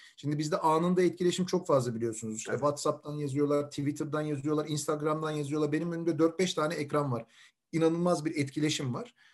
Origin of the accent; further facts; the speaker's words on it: Istanbul, Turkey; also born or lived in Langa (Davutpaşa), Istanbul; Şimdi ben koca Mustafa Paşalıyım. Surların dibinde büyüdüm.